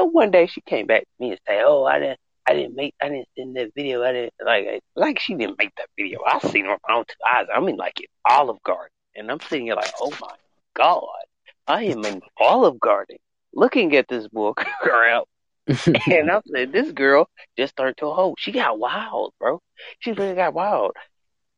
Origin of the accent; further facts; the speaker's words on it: the South, United States; I'm from the South. We do say back burner.